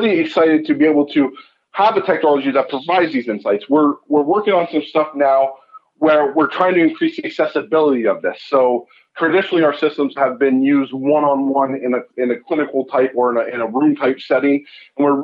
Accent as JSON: {"language": "English", "region": "California", "country": "United States", "moved": "yes", "lives_now": "Canada", "said": "I'm originally from California. I ended up moving to Canada"}